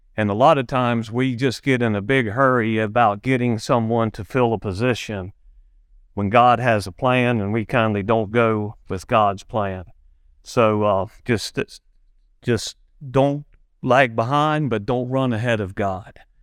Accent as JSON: {"language": "English", "town": "Big Bow", "country": "United States", "tie": "born or raised there", "said": "when we was kids growing up in Big Bow"}